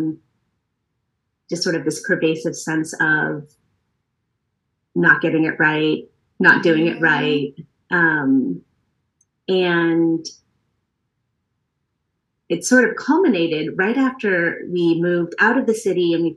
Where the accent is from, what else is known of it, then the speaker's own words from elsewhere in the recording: San Francisco Bay Area, California, United States; moved away as an adult; also born or lived in Oregon / New York City; I grew up here in the San Francisco Bay Area